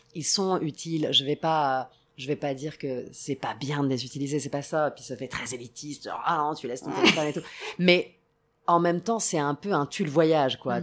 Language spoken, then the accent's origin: French; Rome, Lazio, Italy; moved away; also born or lived in Sicily; J'ai grandi à Rome, mais je passais énormément de temps en Sicile, plutôt à l'ouest de la Sicile